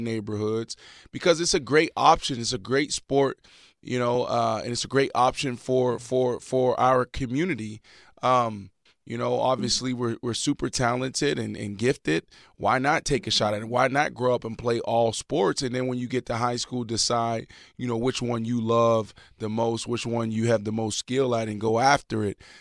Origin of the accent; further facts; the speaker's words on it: Pittsburgh, Pennsylvania, United States; growing up in Pittsburgh, like, we played football